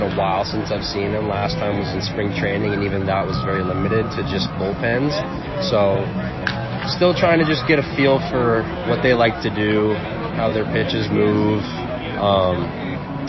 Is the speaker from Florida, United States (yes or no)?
yes; DeLand, Florida, United States; also born or lived in Miami Beach, Florida; grew up in Deland